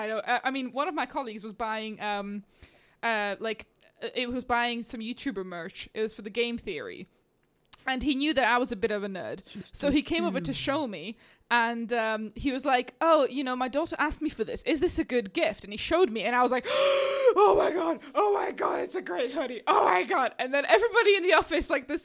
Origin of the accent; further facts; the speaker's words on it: Slovakia; moved away; I grew up in Slovakia